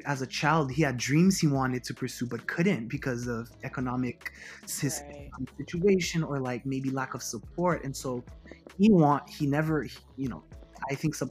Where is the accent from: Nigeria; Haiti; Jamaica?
Haiti; moved away as an adult; also born or lived in Miami, Florida, United States / Washington, D.C., United States; I grew up and I was raised in Haiti. I actually left Haiti for college.